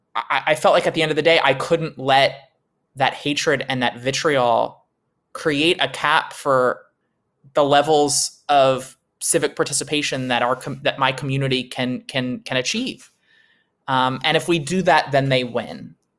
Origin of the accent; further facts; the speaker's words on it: Delaware, United States; the seat that I was born and raised in here in Delaware